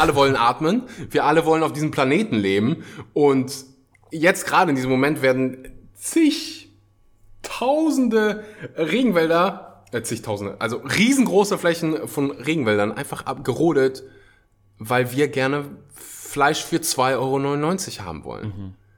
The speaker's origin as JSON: {"language": "German", "country": "Germany", "said": "bei uns in Deutschland"}